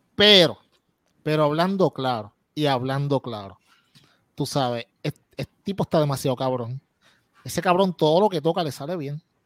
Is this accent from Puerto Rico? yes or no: yes; Puerto Rico